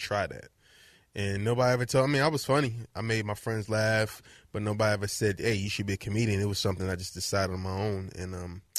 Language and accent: English; New Jersey, United States; moved away as an adult; also born or lived in Philadelphia; now in Los Angeles, United States; I'm from New Jersey, but I went to college in Philadelphia